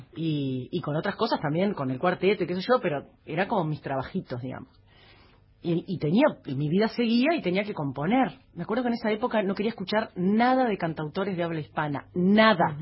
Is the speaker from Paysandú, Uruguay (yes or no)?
yes; Paysandú, Uruguay; moved away as an adult; also born or lived in Montevideo; lo amo a paisandú y yo soy de Paysandú.